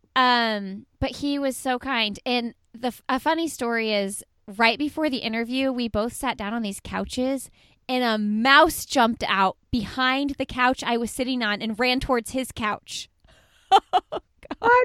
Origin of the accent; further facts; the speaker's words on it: Indianapolis, Indiana, United States; I'm from Indianapolis